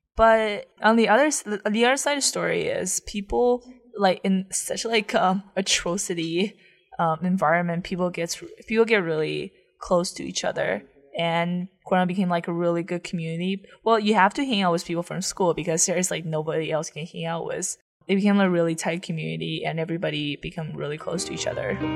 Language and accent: English; Taiyuan, Shanxi, China; English is a second language; moved away as an adult; also born or lived in Ithaca, United States; now in United States; I'm from Taiyuan, Shanxi